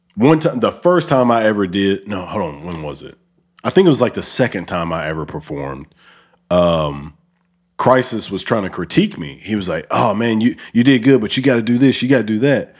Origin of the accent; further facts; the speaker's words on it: Alabama, United States; also born or lived in North Dakota; now in Memphis, United States; I'm from Alabama and I was in the military, lived in North Dakota, and then, um, now I'm living here.